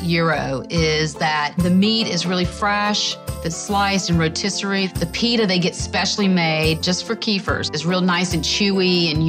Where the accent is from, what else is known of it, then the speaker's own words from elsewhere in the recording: Jackson, Mississippi, United States; There's a fairly large Greek population in Jackson, Mississippi. That's what I grew up around.